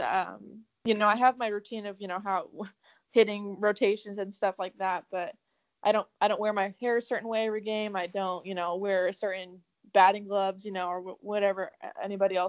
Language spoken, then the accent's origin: English; Southern California, United States; born or raised there; moved away as an adult; also born or lived in Arizona; now in Arkansas, United States